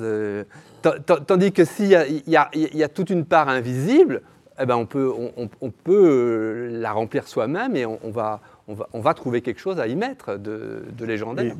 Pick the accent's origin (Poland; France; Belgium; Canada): Belgium; Brussels, Brussels-Capital Region; now in Berlin, Germany; je suis belge, je suis bruxellois, et nous avions Eddy Merckx. Quand j'étais petit, il y avait Eddy Merckx.